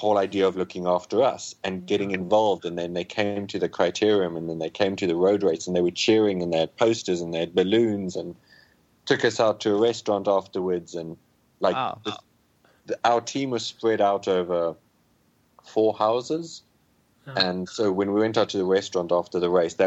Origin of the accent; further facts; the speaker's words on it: Namibia; my hometown, which is 200 kilometers away